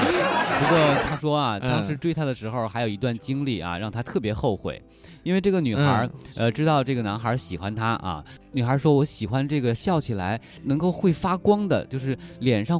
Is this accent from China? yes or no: yes; Hebei, China; moved away; 在我们北方啊，我是河北的老家，嗯，那边我们冬天基本上是不会下雨的